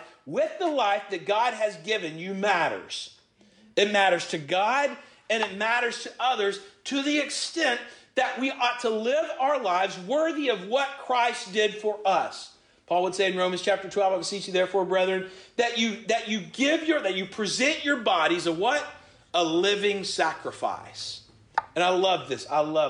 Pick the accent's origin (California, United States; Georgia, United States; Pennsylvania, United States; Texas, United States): Georgia, United States; I'm from Georgia.